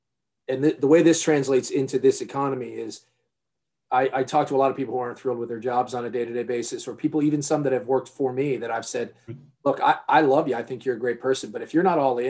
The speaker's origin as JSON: {"language": "English", "region": "New York area", "country": "United States", "tie": "born or raised there", "said": "I grew up in the New York area"}